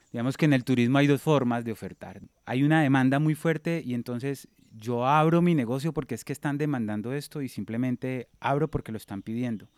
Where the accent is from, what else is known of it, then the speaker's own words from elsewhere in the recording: Neiva, Huila, Colombia; moved away as an adult; yo vengo de la ciudad de Neiva, en, el departamento del Huila